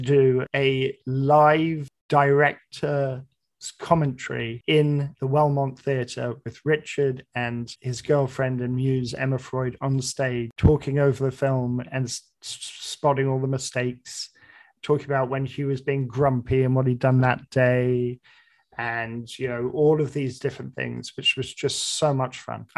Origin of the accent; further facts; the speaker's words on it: United Kingdom; now in New York, United States; I love being a Brit in New York